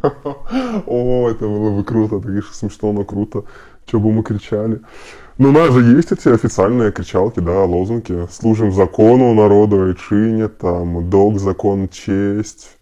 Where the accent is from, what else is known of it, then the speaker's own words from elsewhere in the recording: Belarus; почувствовать себя, как остальные белорусы